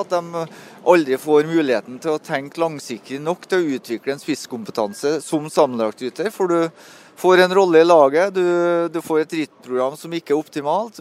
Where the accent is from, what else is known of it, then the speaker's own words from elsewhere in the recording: Melhus, Trøndelag, Norway; moved away; når jeg bodde på Melhus, da, så der jeg er fra, så var det en bakke på to km som jeg måtte sykle hver gang jeg kom hjem fra skolen